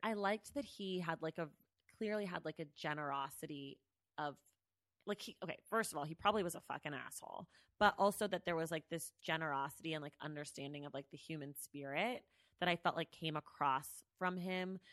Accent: the Bay Area, California, United States; I'm from the Bay Area.

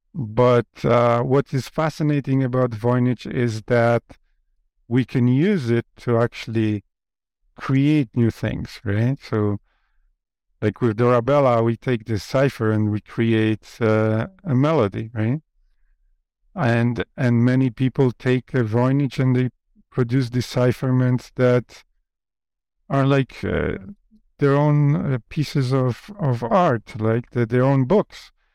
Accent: Poland; first language Polish; English is a second language; moved away; English is not my first language. My first language is Polish.

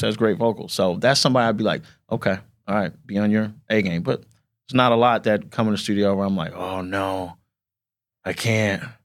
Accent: South Bend, Indiana, United States; I'm from South Bend, Indiana

